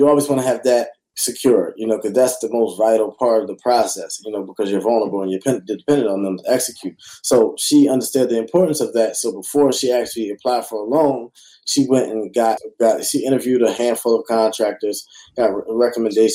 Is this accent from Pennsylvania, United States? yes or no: yes; Philadelphia, Pennsylvania, United States; I'm from Philly and I was throwing free real estate classes